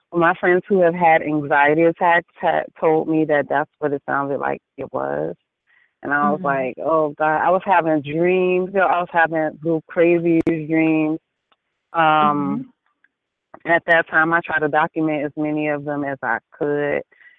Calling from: Annapolis, North Carolina, United States; Annapolis, North Carolina.

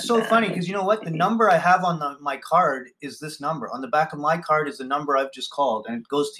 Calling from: Nova Scotia, Canada; I'm calling from Nova Scotia, Canada

